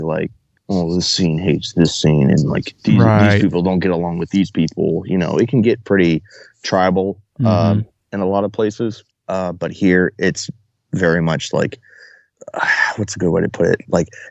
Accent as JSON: {"language": "English", "town": "Baltimore", "region": "Maryland", "country": "United States", "tie": "born there", "also_born_or_lived": "Dover / St. Paul, Minnesota / Fredericksburg, Virginia / Chesapeake, Virginia", "said": "I was born in Baltimore. And then we moved to Dover, and then to St. Paul, Minneapolis, and then"}